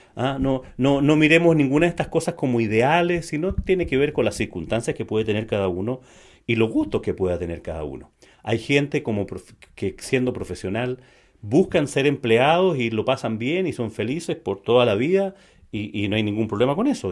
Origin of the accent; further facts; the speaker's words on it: Chile; en Chile le decimos independiente